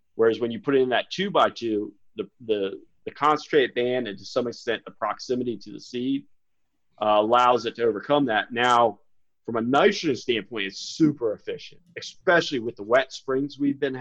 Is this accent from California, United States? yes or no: no; Smyrna, Delaware, United States; moved away; also born or lived in Maryland; I grew up in Smyrna, Delaware, kind of small town